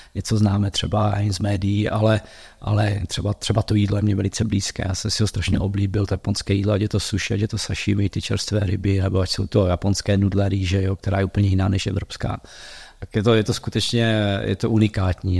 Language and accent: Czech; Uherské Hradiště, South Moravia, Zlín Region, Czechia; also born or lived in Prague / United States; now in Olomouc, Czech Republic; já jsem původně z Horského radiště z Jižní Moravy